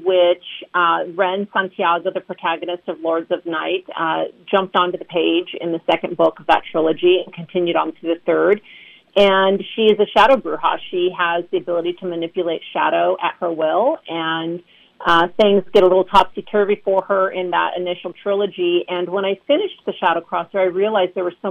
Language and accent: English; Southern California, United States; I was born and raised in Southern California